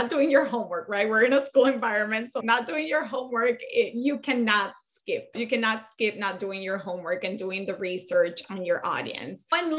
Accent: Colombia; moved away as an adult; I'm from Colombia. She's from El Salvador. She grew up here since she was very little. I came here when I was 19.

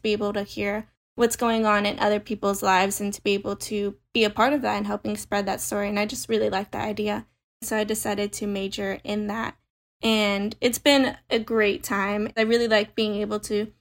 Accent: Henderson, Nevada, United States; moved away as an adult; also born or lived in New York City; I'm from Henderson, Nevada. I was born and raised here

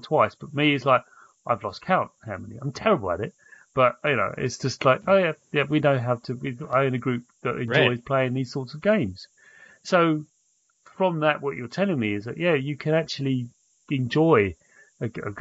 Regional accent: United Kingdom; being British

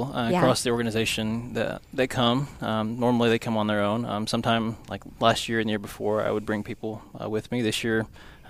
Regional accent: Rogers, Arkansas, United States; I am from here, from Rogers, Arkansas.

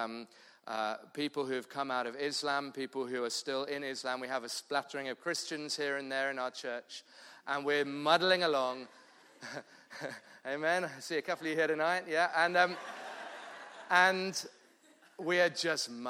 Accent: London, United Kingdom; moved away as an adult; now in Cape Town, South Africa; I'm from London originally, southeast London

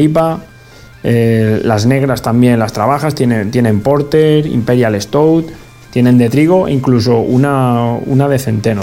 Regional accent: Guadalajara, Castilla-La Mancha, Spain; Guadalajara, mi tierra

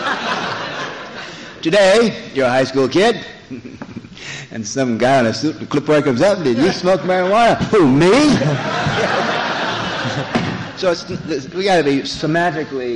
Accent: Los Angeles, California, United States; my hometown, Los Angeles

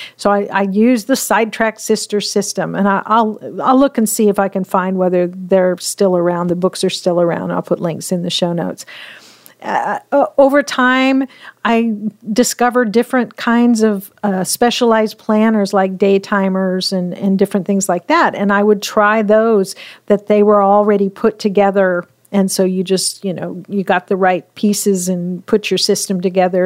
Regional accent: Pacific Northwest, United States; I grew up in the Pacific Northwest

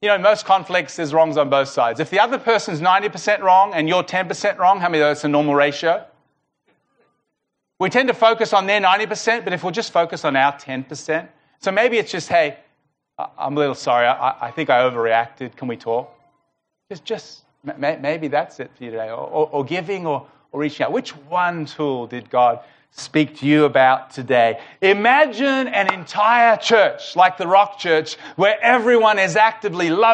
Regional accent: Melbourne, Victoria, Australia; we're from Melbourne

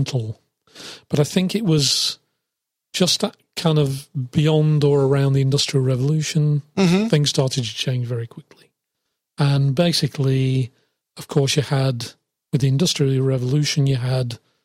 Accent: England, United Kingdom; I'm from England

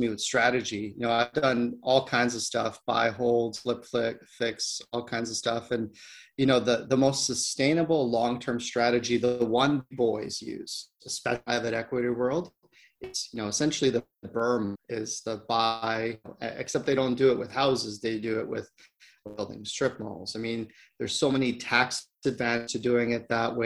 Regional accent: Ontario, Canada; moved away as an adult; I grew up in Ontario

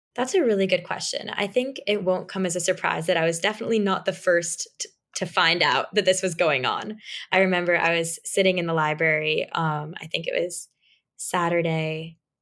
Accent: New York City, New York, United States; I'm from New York City, and I was very accustomed to public transportation

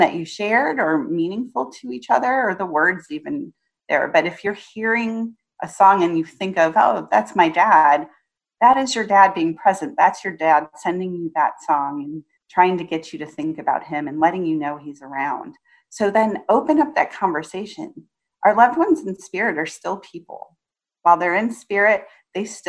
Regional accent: Indiana, United States; I grew up in Indiana

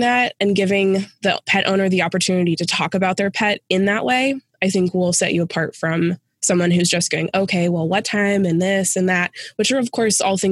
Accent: Phoenix, Arizona, United States; moved away as an adult; also born or lived in rural Western Pennsylvania; now in Western Pennsylvania, United States; I'm originally from Phoenix and made the move to be with my husband's family

